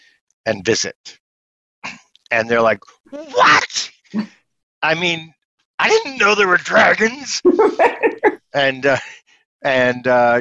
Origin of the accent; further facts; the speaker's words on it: upstate New York, United States; I grew up in upstate New York. And you can hear it in my voice